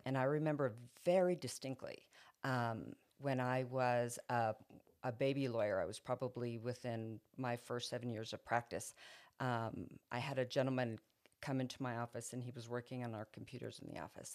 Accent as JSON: {"language": "English", "town": "Roswell", "region": "New Mexico", "country": "United States", "tie": "born or raised there", "said": "I went back to my hometown of Roswell"}